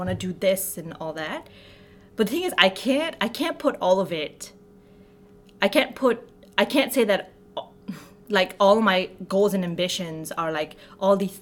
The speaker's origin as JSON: {"language": "English", "country": "Bangladesh", "tie": "born or raised there", "moved": "yes", "said": "my hometown, which was, like, a two-hour village away from the city that we lived in."}